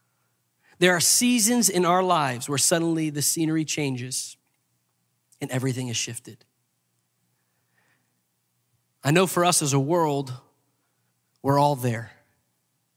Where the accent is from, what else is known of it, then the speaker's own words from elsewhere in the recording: Long Island, New York, United States; I grew up in Long Island.